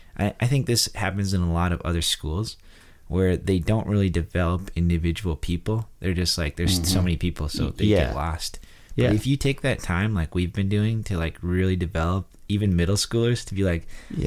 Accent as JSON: {"language": "English", "region": "North Dakota", "country": "United States", "moved": "yes", "said": "I come from a farming background, you know, I'm a redneck from North Dakota"}